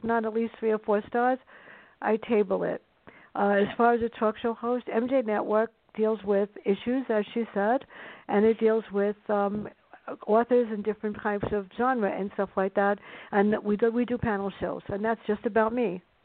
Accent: New York City, New York, United States; my life with my sister growing up in the South Bronx

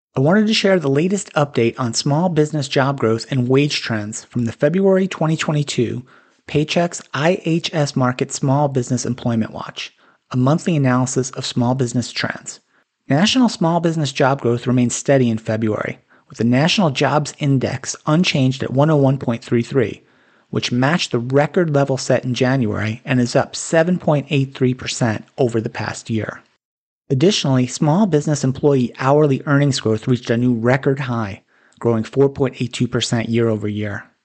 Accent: North Carolina, United States; my home state, North Carolina

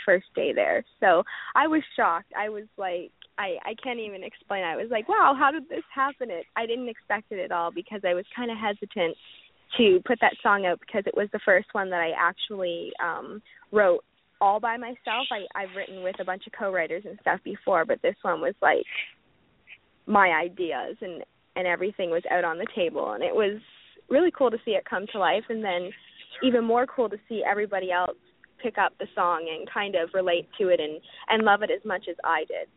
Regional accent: Canada; I'm a Canadian country singer. I'm from Canada, obviously

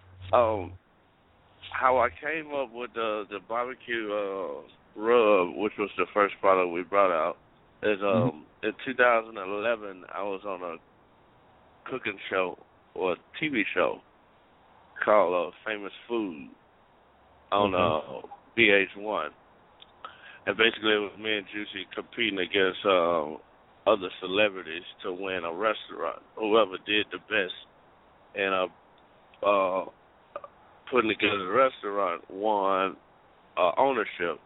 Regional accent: the South, United States; I'm from the South too

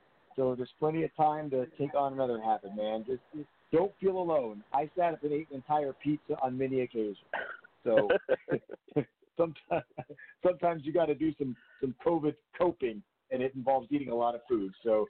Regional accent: New Jersey, United States; also born or lived in New York; because I grew up in New Jersey, and I lived in New York for 16 years

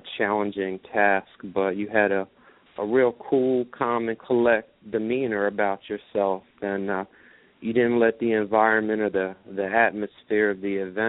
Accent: Prince George's County, Maryland, United States; I'm from Prince George's County here in Maryland

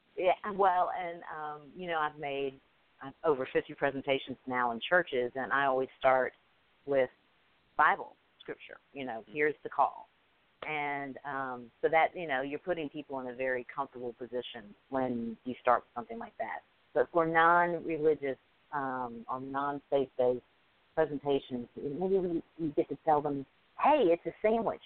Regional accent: Alabama, United States; I'm from Alabama. English is my second language

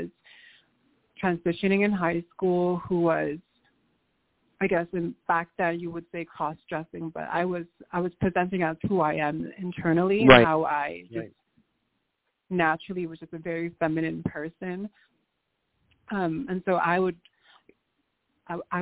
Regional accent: Angeles City, Central Luzon, Philippines; also born or lived in Nevada, United States; now in United States; I was born in the Philippines in the province called Angeles City, Pampanga, and it's a very Catholic-run

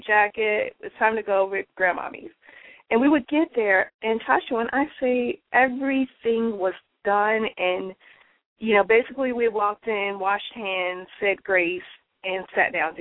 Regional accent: the South, United States; I'm from the South, so we call it dressing.

